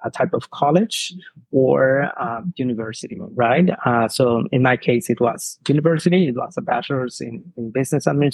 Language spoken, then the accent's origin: English; southern Mexico, Mexico; English is a second language; moved away as an adult; now in Canada; I'm from Mexico. I'm originally from south of Mexico. I was living in a very small town where everyone is connected